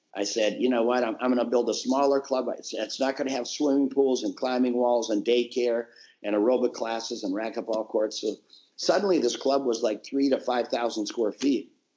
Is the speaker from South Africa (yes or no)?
no; Minnesota, United States; born or raised there